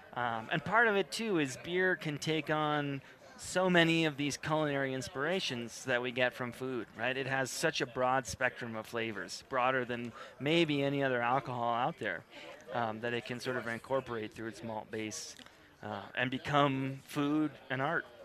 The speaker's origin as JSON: {"language": "English", "region": "Midwest United States", "country": "United States", "tie": "born or raised there", "said": "growing up in the Midwest United States"}